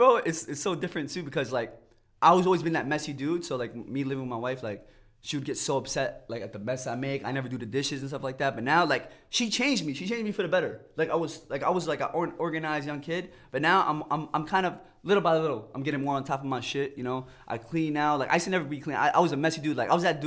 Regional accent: New York, United States; I'm from New York

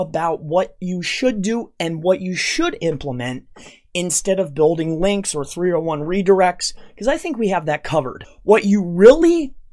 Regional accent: Florida, United States; my hometown in Florida

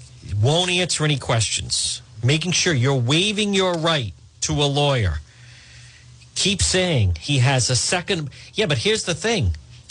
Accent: Pawtucket, Rhode Island, United States; For the record, I'm a foreign national. I'm not a citizen of the United States. I'm from Pawtucket.

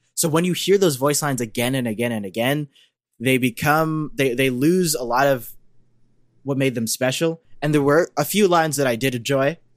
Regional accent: Canada; as a Canadian

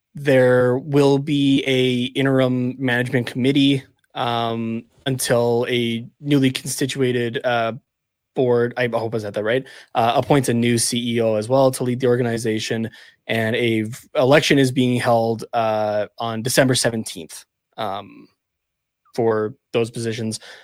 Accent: Canada; even as a Canadian

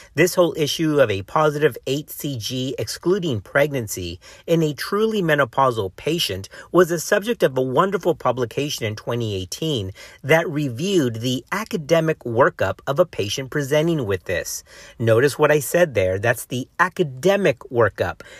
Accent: Texas, United States

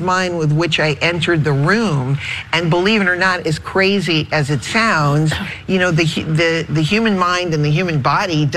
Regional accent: New England, United States; I'm from New England.

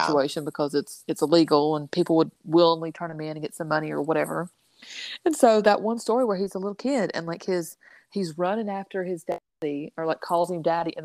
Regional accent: the South, United States; born and raised in the South

